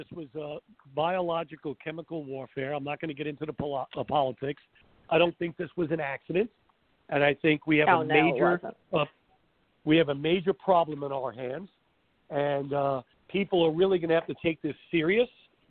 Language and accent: English; New York City, New York, United States; moved away as an adult; also born or lived in New Jersey; now in Florida, United States; I'm originally from Brooklyn. I grew up in New York and Long Island, went to school in New Jersey, wanted to be a dentist since I was 14, came to Florida because I wanted to be in fantasy land with Disney.